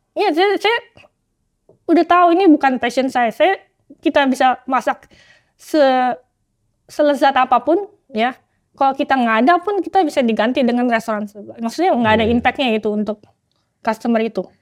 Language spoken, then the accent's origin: Indonesian; Jakarta, Indonesia; moved away as an adult; also born or lived in Hong Kong; now in Oxford, United Kingdom; lahir sampai SMA di Tanjung Duren, Jakarta Barat